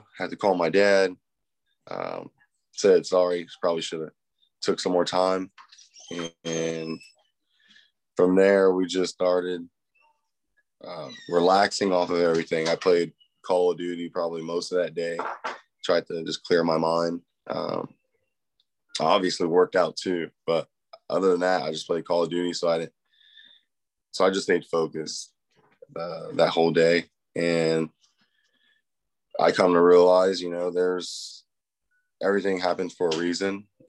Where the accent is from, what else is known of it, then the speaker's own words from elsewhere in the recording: California, United States; moved away as an adult; also born or lived in Washington; I'm from California. Everything's really fast down here.